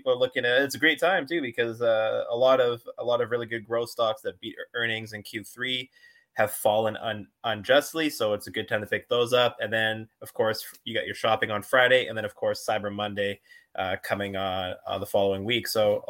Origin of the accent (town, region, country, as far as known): Canada